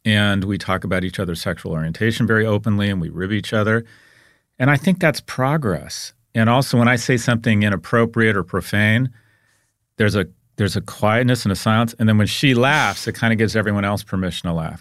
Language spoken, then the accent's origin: English; United States; I'm an American